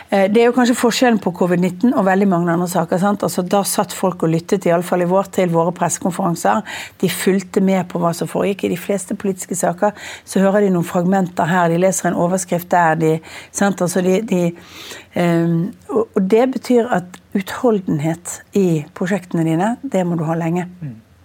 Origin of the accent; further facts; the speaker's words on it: Bergen, Vestland, Norway; Jeg er bergenser